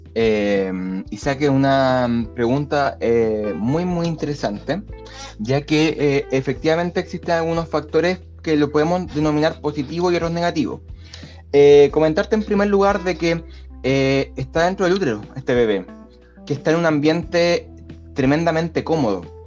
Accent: Chile; yo soy chileno.

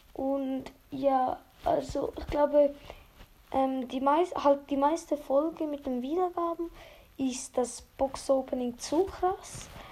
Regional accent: Switzerland; ich bin ja eigentlich Schweizer

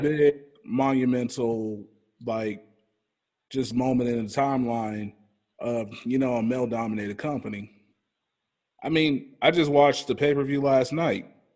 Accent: Kansas City, Missouri, United States; I'm from Kansas City

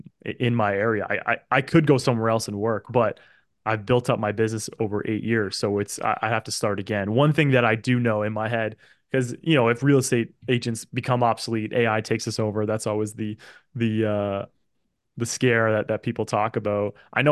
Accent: Oakville, Ontario, Canada; that's my hometown.

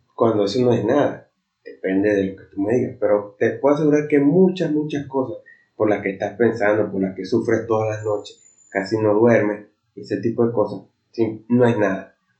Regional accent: Venezuela; soy de Venezuela

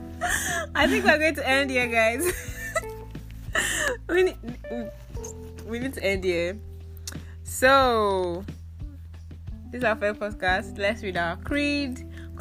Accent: Nigeria; also born or lived in Akwa Ibom State, Nigeria (family origin); I was born and raised here.

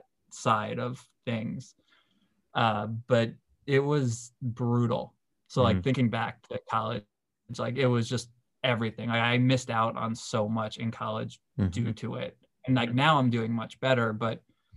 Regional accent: New York, United States; moved away as an adult; also born or lived in Delaware; I'm from New York

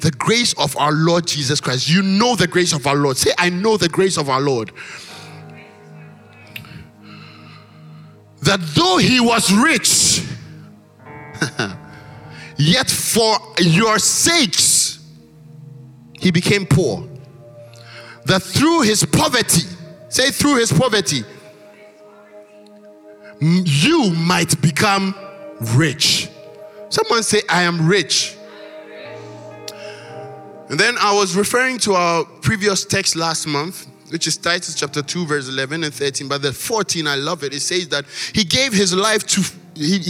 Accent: Ghana; moved away; our Ghanaian church mothers and fathers

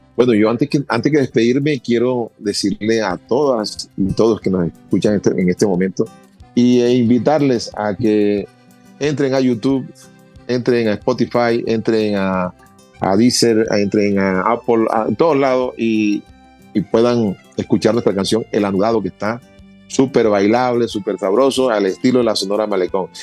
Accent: Cartagena, Bolívar, Colombia; nosotros somos de Cartagena de Indias donde nos, rodea el mar y nos sentíamos como en nuestra casa

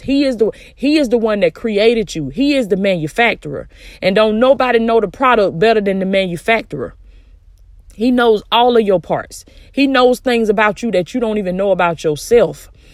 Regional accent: the South, United States; I'm from the South, baby. That's how we used to talk

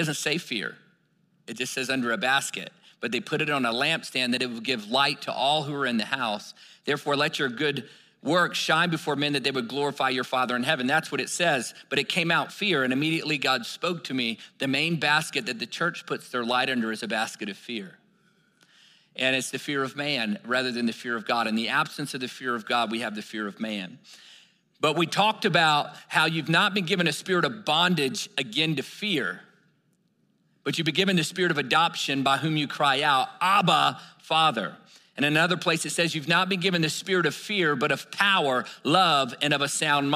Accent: Virginia, United States; I grew up in Virginia where you could throw a rock and hit three churches by accident.

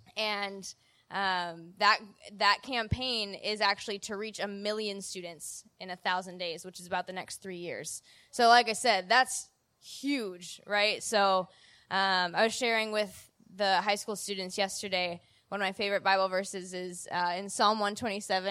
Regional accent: Illinois, United States; moved away; back in Illinois from my hometown.

